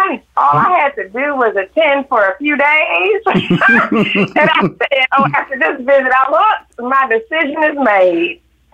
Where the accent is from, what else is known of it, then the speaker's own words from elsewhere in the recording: Detroit, Michigan, United States; Growing up in Detroit, it was over 80% black growing up there.